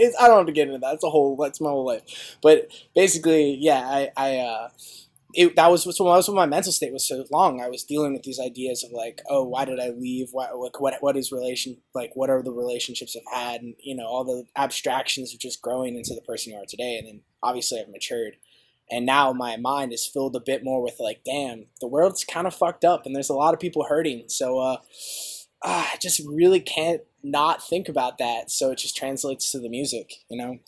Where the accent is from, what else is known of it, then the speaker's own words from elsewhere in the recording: Cincinnati, Ohio, United States; moved away; I'm from Ohio originally, in Cincinnati to be specific